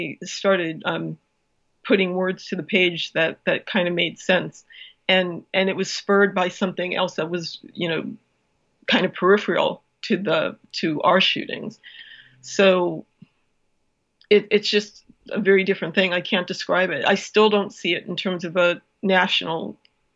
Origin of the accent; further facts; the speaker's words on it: Cleveland, Ohio, United States; moved away; also born or lived in New York; I grew up in Cleveland, but I followed the Jets for the longest time because I lived in New York for so long